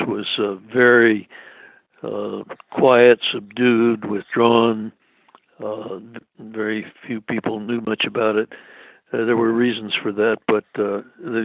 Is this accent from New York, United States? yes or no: no; Washington, District of Columbia, United States; moved away as an adult; also born or lived in Boston; now in Cleveland, United States; I was born in Boston. I really grew up in Washington, D.C.